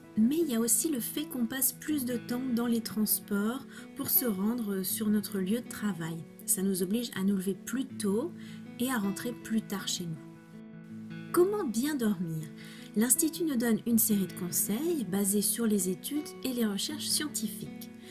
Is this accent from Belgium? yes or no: no; France; first language French; je suis française, prof de français langue étrangère